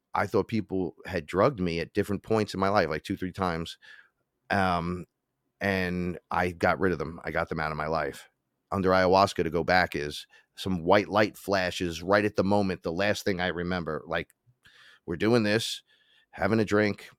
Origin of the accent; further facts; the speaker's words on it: New York City, New York, United States; I'm from the Bronx